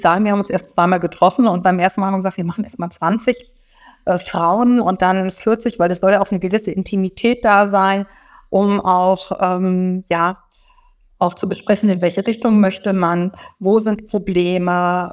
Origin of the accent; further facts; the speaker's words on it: Rhine-Main area, Germany; moved away as an adult; now in Berlin, Germany; ich komme also auch aus dem Rhein-Main-Gebiet